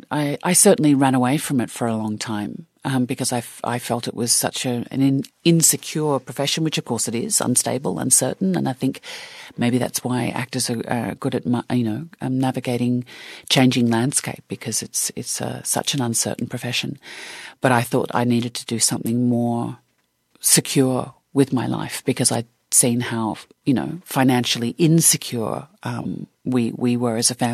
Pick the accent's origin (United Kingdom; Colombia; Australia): Australia; Oh, God, not at all. Not at all. I mean, you, you think about the Australian uh, film industry in the 70s and 80s